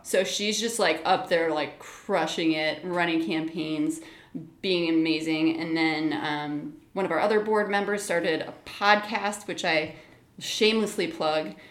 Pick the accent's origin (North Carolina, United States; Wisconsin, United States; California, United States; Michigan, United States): Michigan, United States; moved away as an adult; also born or lived in New York / Indiana / Chicago / Oklahoma; now in Minneapolis, United States; I was born in New York, spent most of my childhood in Michigan